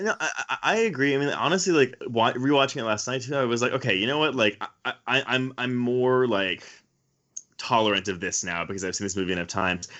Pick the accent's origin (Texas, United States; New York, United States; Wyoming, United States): Texas, United States; Houston; I grew up in Houston